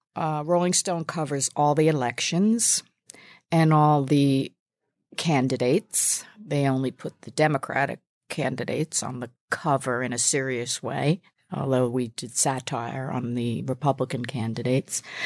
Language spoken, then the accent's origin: English; New York City, New York, United States; I'm a New Yorker